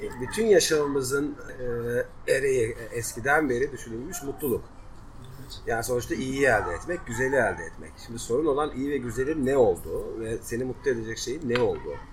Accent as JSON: {"language": "Turkish", "region": "Black Sea Region", "country": "Turkey"}